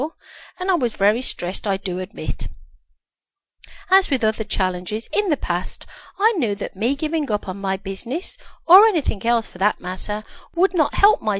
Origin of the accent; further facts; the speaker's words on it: Birmingham, West Midlands, United Kingdom; now in Ontario, Canada; I live in Ontario, Canada, and I was born in Birmingham, UK